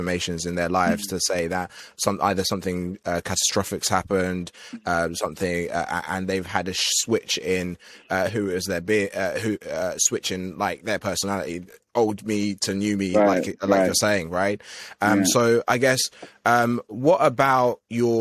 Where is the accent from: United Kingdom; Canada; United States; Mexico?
United Kingdom; Essex, East of England; we grew up in Essex